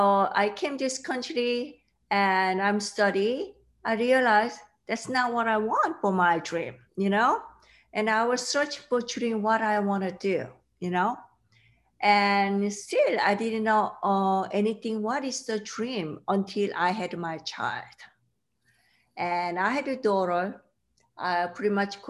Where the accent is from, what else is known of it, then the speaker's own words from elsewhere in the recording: South Korea; English is a second language; moved away; I grew up in South Korea